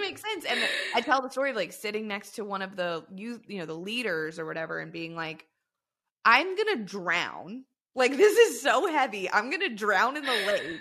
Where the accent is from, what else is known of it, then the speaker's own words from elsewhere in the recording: southern Louisiana, United States; I grew up in the South, I'm from, like, the tip of the boot of Louisiana, never lived anywhere else.